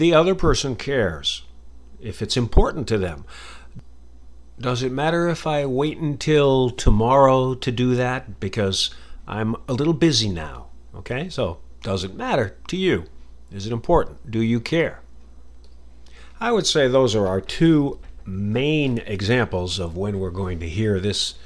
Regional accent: United States; accent: American; that's my American accent

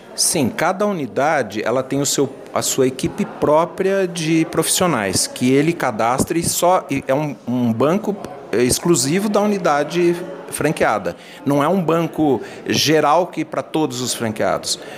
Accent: São José do Rio Preto, São Paulo, Brazil; Eu venho do interior de São José do Rio Preto

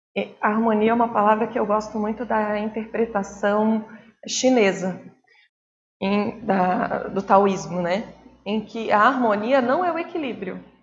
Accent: Brazil; enquanto brasileiros

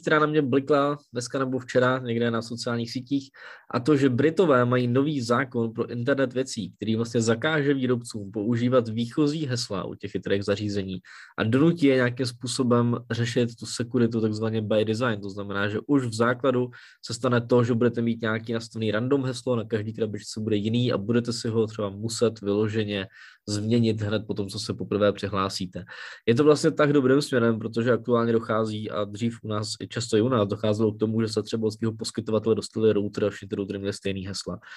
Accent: Czechia; u nás v Čechách

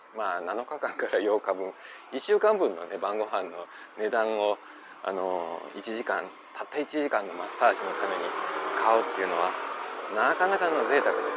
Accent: Osaka, Japan; moved away as an adult; now in Taiwan; 自分自身が大阪出身大阪育ちのものなので

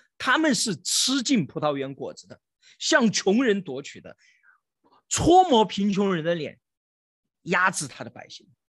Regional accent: China; 我们中国人

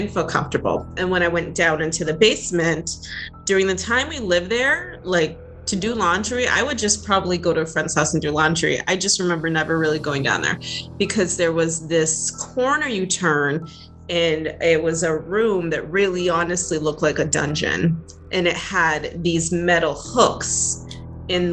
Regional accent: New England, United States; moved away; I grew up in New England

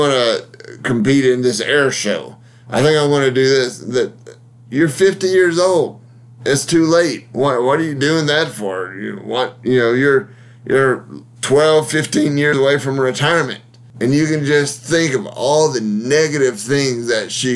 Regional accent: Huntsville, Alabama, United States; my hometown of Huntsville, Alabama.

